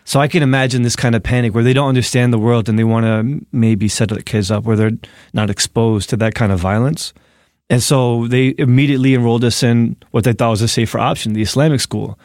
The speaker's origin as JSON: {"language": "English", "town": "Newark", "region": "New Jersey", "country": "United States", "tie": "born or raised there", "moved": "as an adult", "lives_now": "New York City, United States", "said": "I'm from New Jersey, from Newark"}